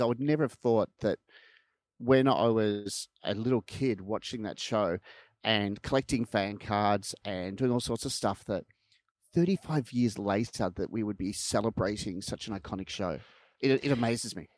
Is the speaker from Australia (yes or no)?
yes; Melbourne, Victoria, Australia; I lived in Vermont South and my parents' house, uh, backed onto, um, Pin Oak Court.